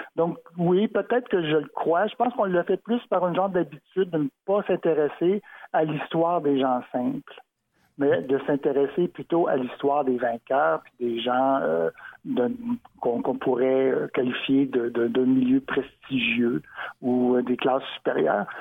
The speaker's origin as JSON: {"language": "French", "town": "Montreal", "region": "Quebec", "country": "Canada", "tie": "born or raised there", "said": "Moi qui suis né à Montréal, comme ma mère d'ailleurs, donc je suis Montréalais, le pur béton"}